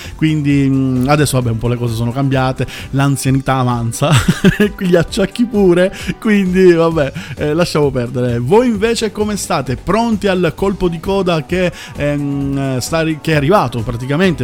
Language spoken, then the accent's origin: Italian; Southern Italy, Italy; io che sono terrone